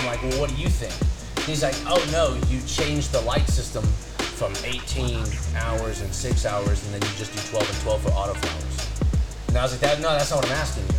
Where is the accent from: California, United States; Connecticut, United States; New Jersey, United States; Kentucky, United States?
California, United States; moved away; I'm from California